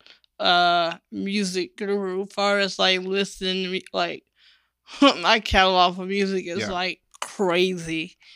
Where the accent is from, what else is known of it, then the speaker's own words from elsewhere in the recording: Chapel Hill, North Carolina, United States; now in Durham, United States; I was raised in Chapel Hill.